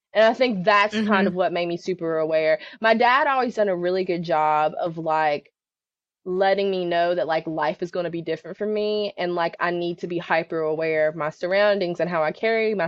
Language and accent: English; West Virginia, United States; I grew up in a really small town in West Virginia, not Western Virginia, but the state of West Virginia